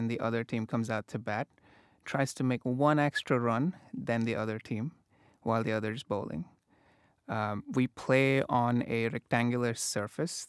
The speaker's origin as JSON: {"language": "English", "country": "India", "tie": "born or raised there", "moved": "as an adult", "lives_now": "Massachusetts, United States", "said": "I grew up in India. I grew up playing this game on the streets"}